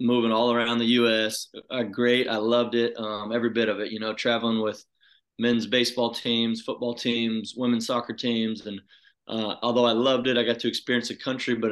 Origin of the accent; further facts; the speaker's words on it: Houston, Texas, United States; I grew up in South Texas, so Houston area